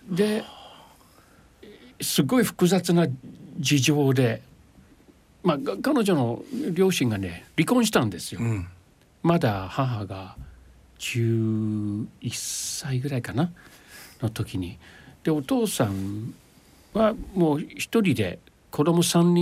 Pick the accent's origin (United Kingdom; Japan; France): United Kingdom; London; Japanese is a second language; moved away; イギリス生まれはロンドンですあロンドンの市内のどえーと、と生まれたところは市内ですね、えー、ケンジントンになると思うんですけど